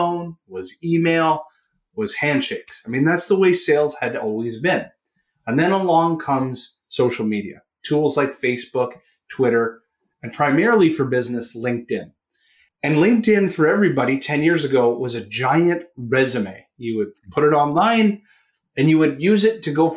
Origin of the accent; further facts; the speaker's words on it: Canada; accent: Canadian; If you can hear it from my accent, I am a Canuck.